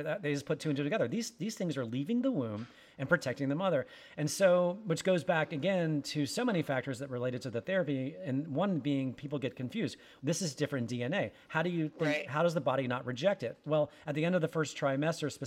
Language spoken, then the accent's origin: English; Winston-Salem, North Carolina, United States; I grew up in Winston-Salem, North Carolina